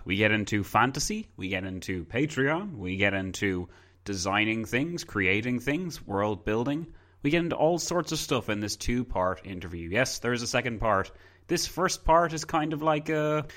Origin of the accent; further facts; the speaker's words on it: Ireland; my country's weird sometimes